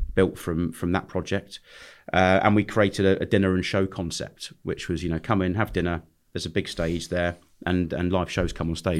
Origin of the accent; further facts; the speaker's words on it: London, United Kingdom; I was born in London, uh, grew up, went to school in London till the age of sixteen